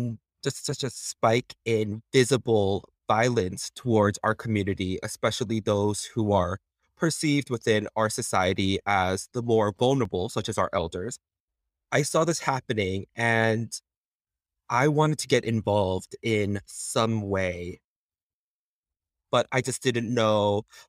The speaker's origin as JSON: {"language": "English", "town": "Flushing", "region": "New York", "country": "United States", "tie": "born or raised there", "said": "Growing up, I lived all over New York, but Flushing was where I considered my place of origin, truly, where I really came to see as my hometown."}